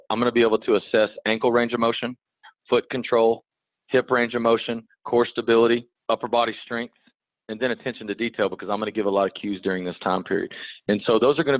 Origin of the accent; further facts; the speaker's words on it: Texas, United States; moved away as an adult; also born or lived in Georgia, United States; my family's from here